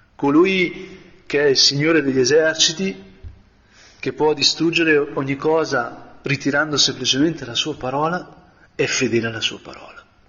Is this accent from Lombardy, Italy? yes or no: yes; Brianza, Lombardy, Italy; da buon Brianzolo